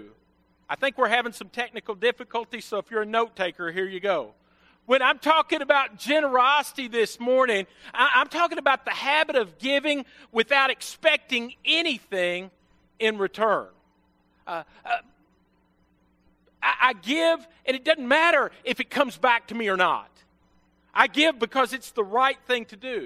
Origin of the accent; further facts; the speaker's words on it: Western Kentucky, United States; moved away; I was from Western Kentucky